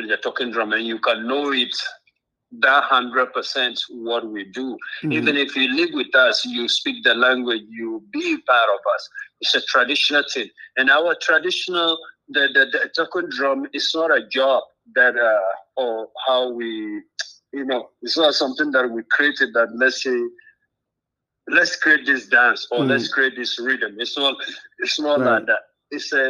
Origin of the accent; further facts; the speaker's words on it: Tamale, Northern Region, Ghana; moved away; I was born in Tamale and raised there, grew up there